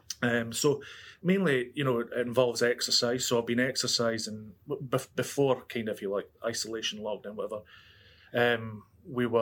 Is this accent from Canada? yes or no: no; Scotland, United Kingdom; moved away; I'm from Scotland